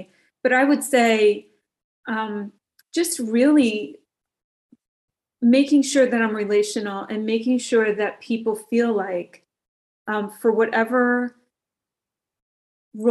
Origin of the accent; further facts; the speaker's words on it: New Jersey, United States; moved away; I'm originally from New Jersey